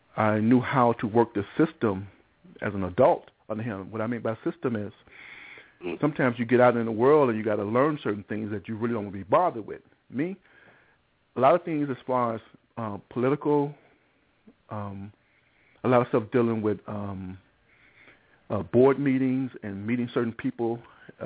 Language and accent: English; Chicago, Illinois, United States; also born or lived in Englewood, Chicago; I was from Cabrini Green